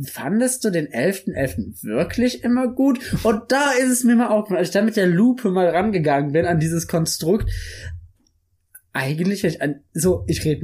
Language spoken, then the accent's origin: German; Cologne, North Rhine-Westphalia, Germany; für mich als wahren Karnevalsjack als Kölsche Junge, Da geht mir ja das Herz auf, ne?